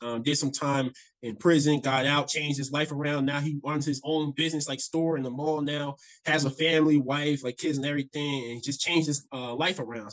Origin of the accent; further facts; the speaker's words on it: Browns Mills, New Jersey, United States; I grew up in New Jersey. Um, I always say because nobody knows what this town is, so I always say near Fort Dix. So I grew up in this small town called Browns Mills